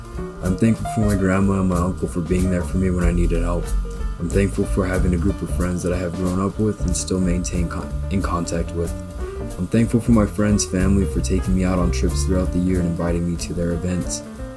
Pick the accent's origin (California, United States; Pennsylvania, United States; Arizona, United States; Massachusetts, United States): Arizona, United States; Phoenix; I am from Phoenix, Arizona